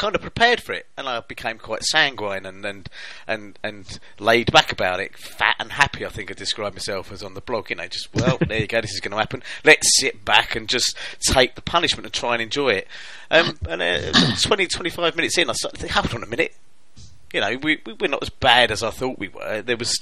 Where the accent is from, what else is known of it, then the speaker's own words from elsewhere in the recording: England, United Kingdom; I'm English